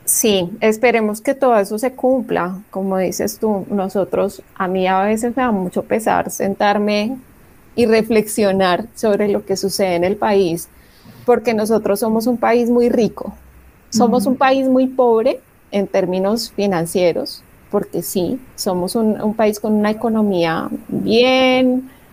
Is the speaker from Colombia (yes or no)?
yes; Colombia